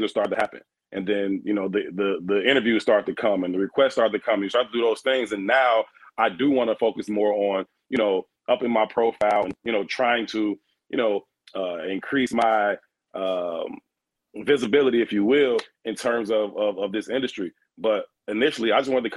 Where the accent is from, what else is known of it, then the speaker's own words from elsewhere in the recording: Chicago, Illinois, United States; being a Chicago kid, born and raised on the South Side